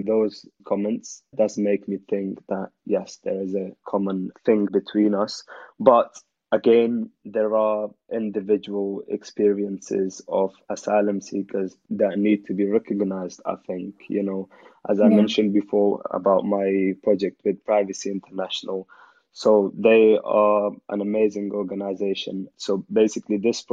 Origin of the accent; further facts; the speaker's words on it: Afghanistan; now in United Kingdom; I had as a child growing up in Afghanistan